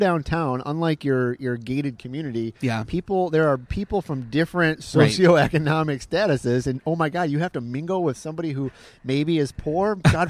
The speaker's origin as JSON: {"language": "English", "area": "near Detroit", "region": "Michigan", "country": "United States", "tie": "born or raised there", "moved": "yes", "lives_now": "Orlando, United States", "said": "I grew up near Detroit."}